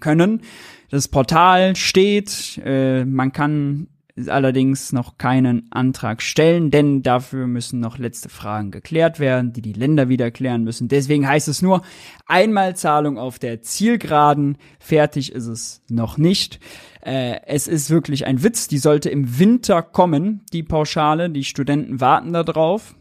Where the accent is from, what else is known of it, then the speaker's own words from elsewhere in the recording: Rhineland, Germany; accent: Rhineland slang; Karneval im Rheinland, da wo ich herkomme und Viele merken es ja meiner Stimme, meinem Slang immer wieder